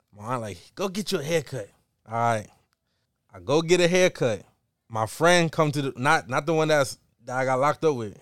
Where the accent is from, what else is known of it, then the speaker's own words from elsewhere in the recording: New York, United States; growing up in New York, we not that diverse